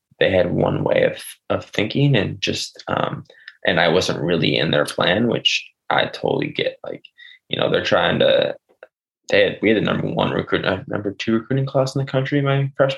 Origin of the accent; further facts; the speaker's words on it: Chandler, Arizona, United States; I grew up in Chandler